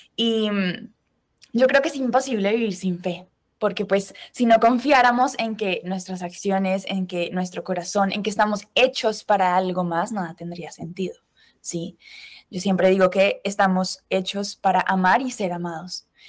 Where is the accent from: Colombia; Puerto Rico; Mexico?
Colombia; moved away as an adult; also born or lived in Spain / United States; now in Madrid, Spain; soy colombiana, pero estudié mi carrera diseño industrial en España